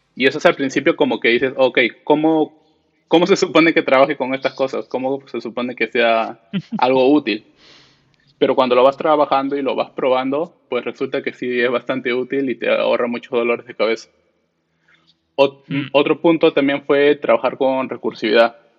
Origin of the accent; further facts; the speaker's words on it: Lima, Peru; soy peruano, de, Lima, Perú